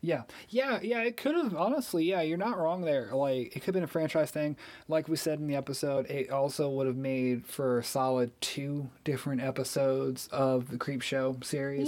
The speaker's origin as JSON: {"language": "English", "region": "Missouri", "country": "United States", "said": "where we're from, because I'm from Missouri"}